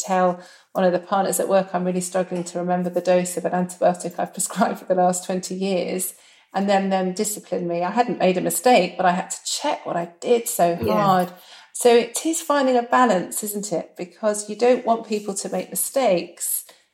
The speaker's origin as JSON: {"language": "English", "country": "United Kingdom", "said": "we're very British"}